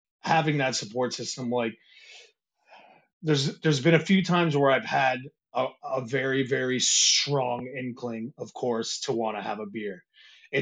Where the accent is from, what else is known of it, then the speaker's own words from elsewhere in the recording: Michigan, United States; moved away as an adult; I grew up in Michigan. And when we moved over here, I think I was 18, just turning 19